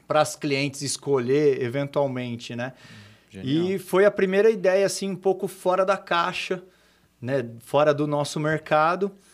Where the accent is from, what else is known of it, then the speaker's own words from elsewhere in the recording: Cosmópolis, São Paulo, Brazil; also born or lived in São Carlos; eu sou de Cosmópolis, uma cidade aqui do lado, e eu praticamente nasci dentro de loja de material de construção.